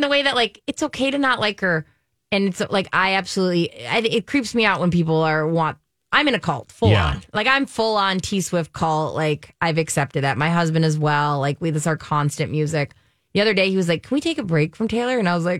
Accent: Germany; And like growing up in Germany, that was a big, I mean, that was a cultural, that was constant, right?

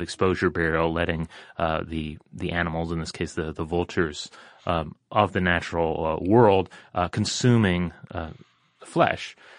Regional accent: Newfoundland and Labrador, Canada; when I was a kid in Newfoundland, Canada

